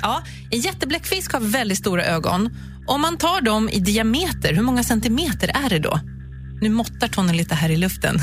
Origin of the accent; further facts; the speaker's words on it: Uppsala, Uppsala County, Sweden; now in Stockholm, Sweden; Jag är från Uppsala